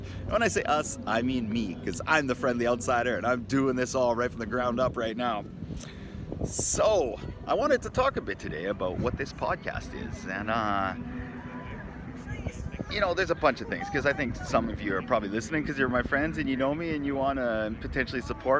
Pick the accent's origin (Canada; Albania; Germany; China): Canada; moved away as an adult; also born or lived in Japan / Australia; now in Vancouver, Canada; My background is I'm Canadian. I grew up in Canada until I was 24, and then I left for the past 20 years